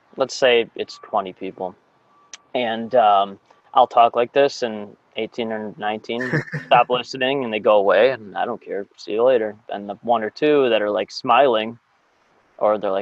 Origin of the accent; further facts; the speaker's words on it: Chicago, Illinois, United States; I grew up in the North Shore of Chicago